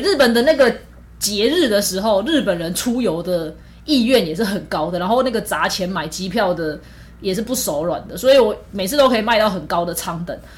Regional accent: Taiwan; 因为我们都是台湾人

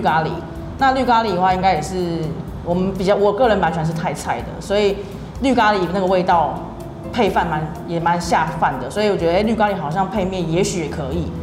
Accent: Taipei, Taiwan; 我是台北人，我之前就很常来乐华夜市，南洋夜市这种地方

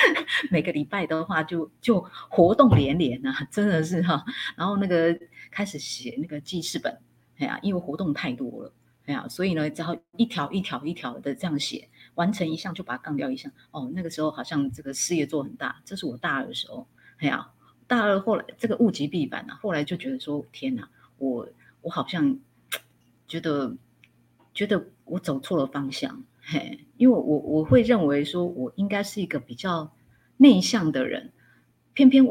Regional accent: Hsinchu County, Taiwan; now in Taipei, Taiwan; 哎，应该这样说啦，我我我来自于新竹一个乡下的地方，一个淳朴的小女生，来到了台北啊，上了大学。

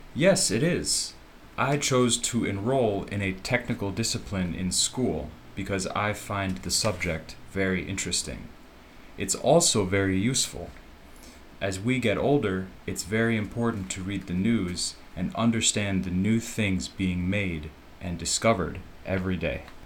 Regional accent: Chicago, Illinois, United States; now in Taoyuan, Taiwan; I am from Chicago and I got my degree in computer science.

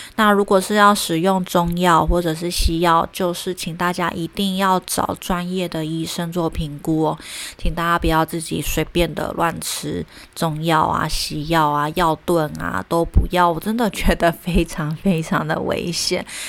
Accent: Taiwan; moved away; also born or lived in Germany; 我刚回来台湾工作

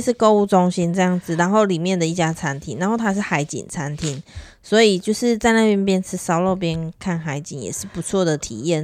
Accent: Taiwan; 我们是台湾人嘛

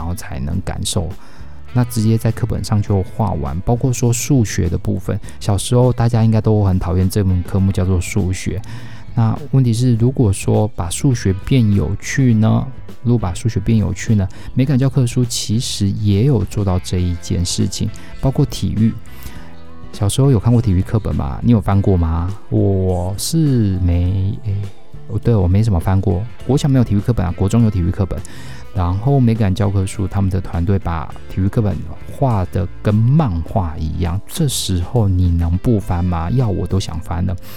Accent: Taiwan; 我们是台湾人，我们活在台湾

